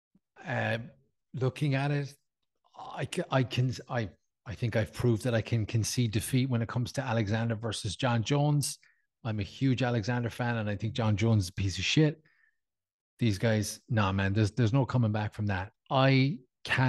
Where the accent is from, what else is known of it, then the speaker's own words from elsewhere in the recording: Ireland; as an Irish guy